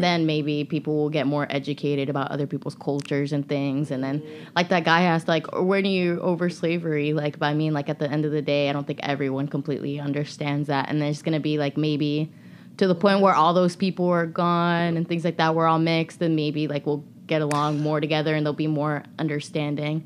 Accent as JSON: {"language": "English", "country": "United States", "tie": "born or raised there", "said": "I was born here"}